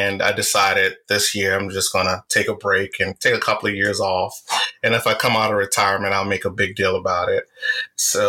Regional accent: Richmond, Virginia, United States; accent: Southern drawl; I was born and raised in Richmond, Virginia to a single mother

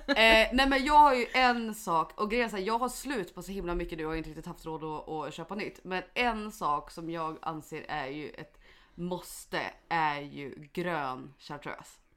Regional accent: Mora, Dalarna County, Sweden; moved away; hemma i Mora

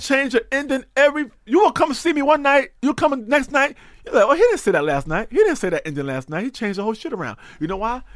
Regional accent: New York, United States; also born or lived in North Carolina; I was born in North Carolina. I came to New York at three, and I've been in New York since I was three years old

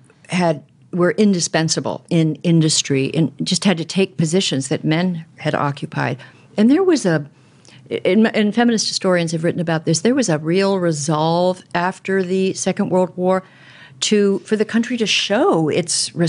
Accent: Southern California, United States; as a young woman growing up in Southern California

